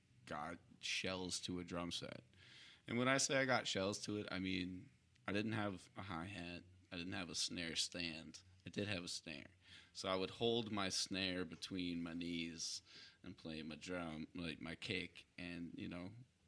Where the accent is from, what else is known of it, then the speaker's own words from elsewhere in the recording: Scituate, Massachusetts, United States; Scituate, Mass.